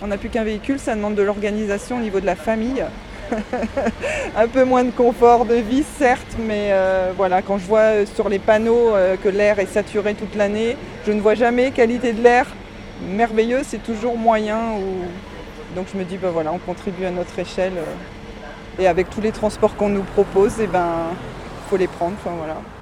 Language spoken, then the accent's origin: French; Caen, Normandy, France; je suis née à Caen. J'habite en périphérie de Caen, à Bretteville-sur-Odon